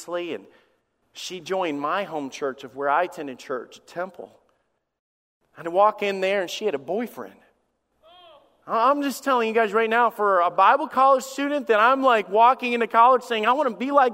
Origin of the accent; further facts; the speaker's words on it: Alabama, United States; moved away; also born or lived in Michigan / Florida; I went to church in Michigan. I grew up in Alabama. I've been in church in Florida. And I've served here for 17 years.